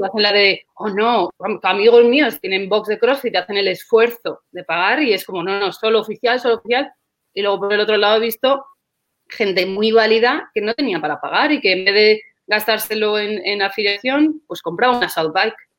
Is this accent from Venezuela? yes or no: no; Segovia, Castile and León, Spain; moved away as an adult; now in Qatar; yo soy originalmente, yo soy de España, yo soy de, Segovia, de una ciudad cerquita de Madrid, pero ahora mismo me encuentro en Qatar